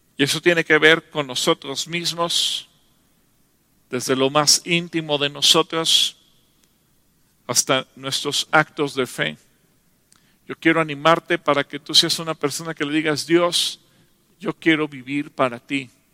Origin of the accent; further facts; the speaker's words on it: Mexico; como nación mexicana